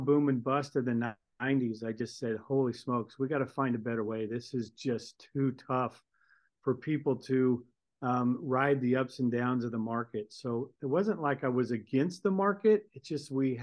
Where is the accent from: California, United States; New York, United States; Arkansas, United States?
California, United States; moved away as an adult; now in Boise, United States; I'm a Californian. I'm a grown California, but I left California in about 1990